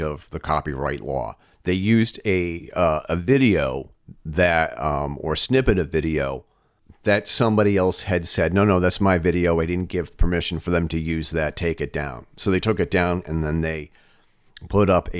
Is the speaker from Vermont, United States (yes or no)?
yes; Vermont, United States; my home state of Vermont